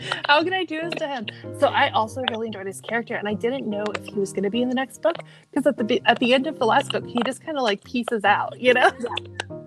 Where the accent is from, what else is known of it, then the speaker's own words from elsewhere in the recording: Midwest, United States; we're both from the Midwest